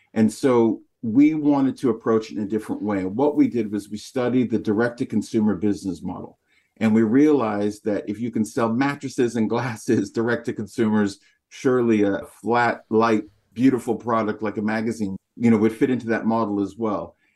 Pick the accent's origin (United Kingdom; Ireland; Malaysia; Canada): Canada; People would ask where I'm from, and they heard my accent. I'd say North America, Canada